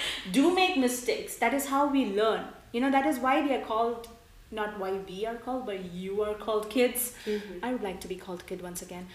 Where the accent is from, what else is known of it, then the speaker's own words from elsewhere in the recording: India; now in United States; my childhood being an Indian